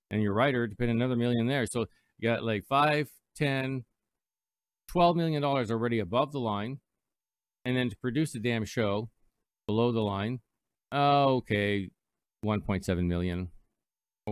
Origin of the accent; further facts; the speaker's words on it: Canada; also born or lived in Toronto, Ontario; I'm Canadian